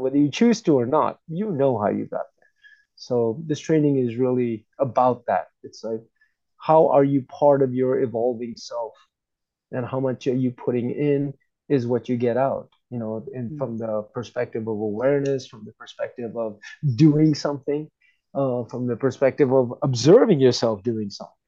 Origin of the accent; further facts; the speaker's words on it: United States; moved away; growing up in the United States